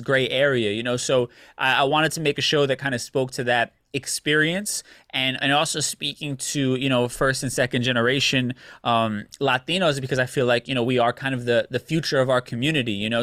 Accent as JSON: {"language": "English", "country": "United States", "tie": "born or raised there", "said": "we're also Americanized because we grew up here in the States, right? So for me, my family would, would clown me back in Puerto Rico"}